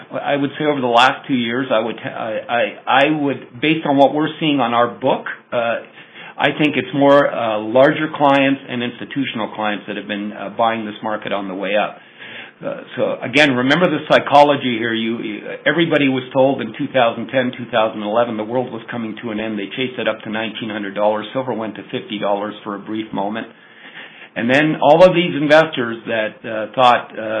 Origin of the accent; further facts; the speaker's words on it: Canada; I'm Canadian